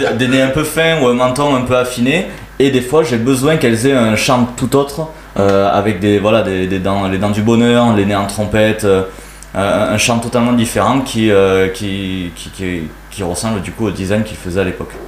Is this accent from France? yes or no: yes; Gruissan, Occitania, France; also born or lived in Narbonne; je viens d'un petit village euh, qui s'appelle Gruissan